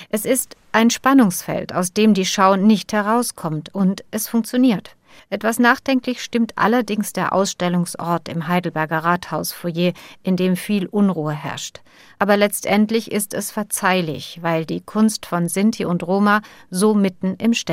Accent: Ukraine; Als eine Ukrainerin, die den Krieg erlebt, als eine Romni, die immer wieder diskriminiert wird und an bestimmte Grenzen stößt.

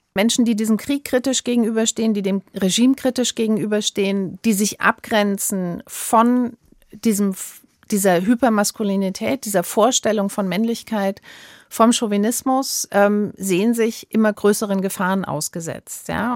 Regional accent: Saarland, Germany; ich komme selbst aus dem Saarland.

